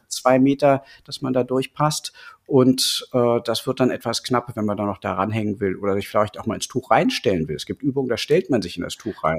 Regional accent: Berlin, Germany; Ich bin aus Berlin und unterrichte ja seit 20 Jahren normales Yoga

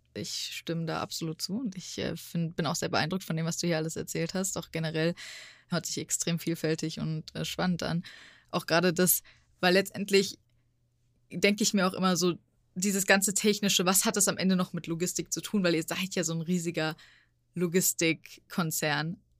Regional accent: Frankfurt, Hesse, Germany; ich als Frankfurterin

